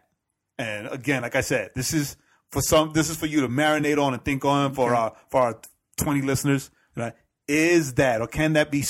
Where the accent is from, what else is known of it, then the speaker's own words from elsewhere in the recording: New York City, New York, United States; I'm a New Yorker